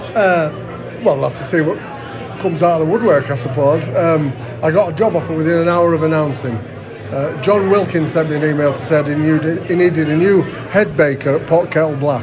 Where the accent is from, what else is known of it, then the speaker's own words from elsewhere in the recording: Barrow-in-Furness, North West England, United Kingdom; I was brought up in Cumbria. I was brought up around Barrows.